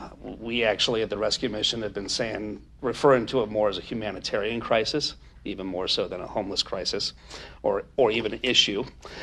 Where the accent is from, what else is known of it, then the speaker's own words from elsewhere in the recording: San Marcos, California, United States; now in Vista, United States; I was brought up here in San Marcos in North County